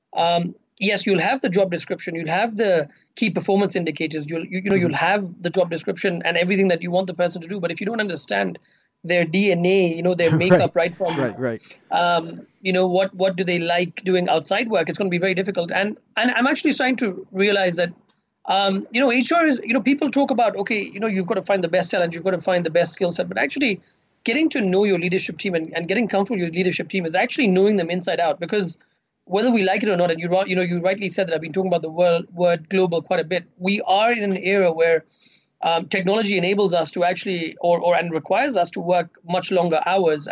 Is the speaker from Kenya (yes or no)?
yes; Kenya; I've grown up in Kenya